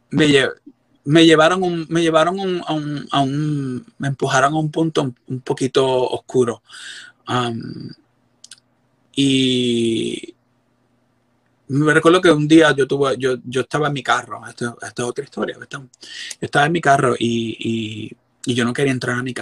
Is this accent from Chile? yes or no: no; Puerto Rico; moved away; Yo recibí terapia porque también yo llegué de Puerto Rico, yo llegué bien roto